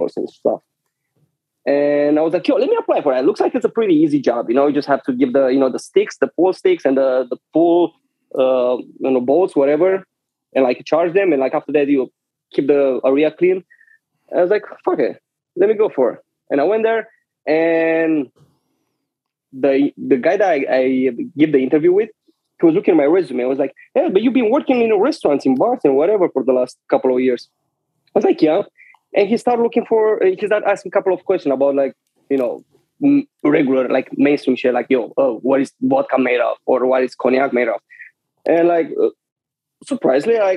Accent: Brasov, Brașov County, Romania; English is a second language; moved away as an adult; also born or lived in Romanian city near the Moldova border; now in New York, United States; Born and raised in Transylvania, more exactly in that city where it's the Dracula Castle in Brasov

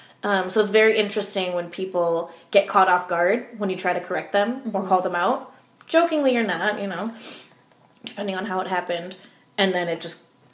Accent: Troy, Michigan, United States; also born or lived in New York / Ohio; I'm from Troy.

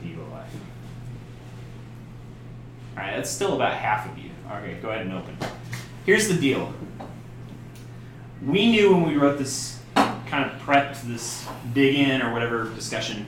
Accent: Oklahoma, United States; I come from Oklahoma

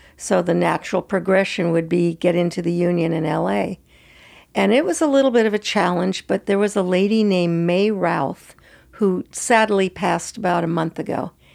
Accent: San Francisco, California, United States; moved away as an adult; also born or lived in Santa Fe / Los Angeles; I grew up in San Francisco

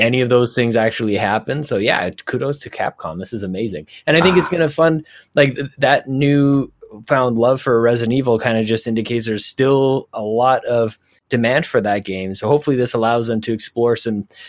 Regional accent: Edmonton, Alberta, Canada; I'm from Edmonton

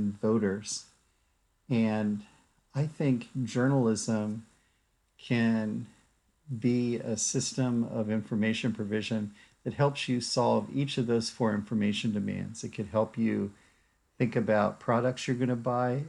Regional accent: Washington, District of Columbia, United States; also born or lived in Durham, North Carolina; now in Stanford, United States; I grew up in Washington, D.C.

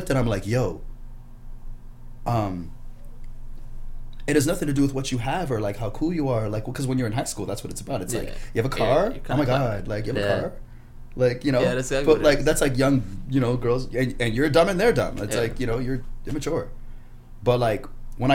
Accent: Brampton, Ontario, Canada; I grew up in Brampton. I grew up with these guys.

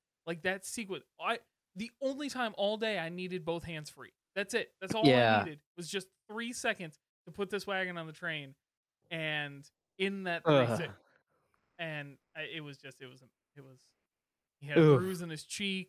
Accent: Portage, Michigan, United States; My hometown

